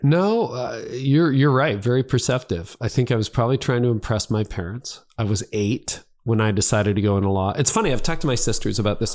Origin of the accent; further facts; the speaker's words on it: Midland, Ontario, Canada; my hometown of Midland